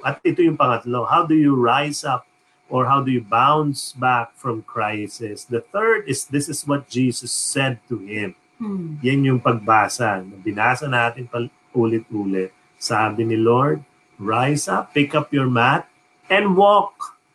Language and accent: Tagalog; New York, United States; I grew up in New York